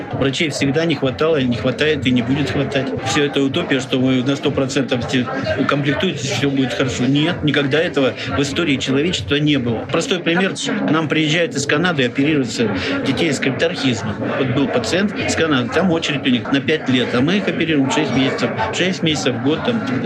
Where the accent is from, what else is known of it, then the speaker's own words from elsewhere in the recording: Irkutsk, Irkutsk Oblast, Russia; я иркутянин